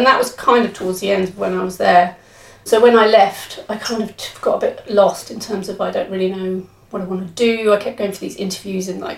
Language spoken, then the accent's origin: English; Cambridge, East of England, United Kingdom; also born or lived in Bristol; I grew up in Cambridge, so there was lots of live music.